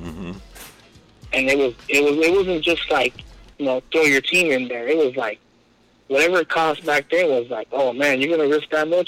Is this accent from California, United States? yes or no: yes; Bell, California, United States; I grew up in Bell. I played at Bell.